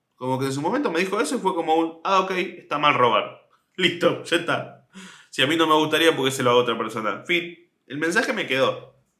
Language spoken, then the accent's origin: Spanish; Mar del Plata, Buenos Aires Province, Argentina; cuando yo tenía tres años, nos mudamos. sí, sí, nos mudamos de, de Capital Federal a Mar del Plata